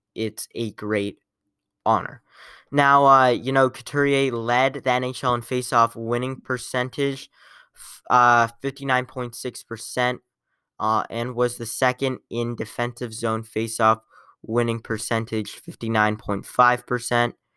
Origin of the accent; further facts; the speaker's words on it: Columbus, Ohio, United States; I am from Columbus.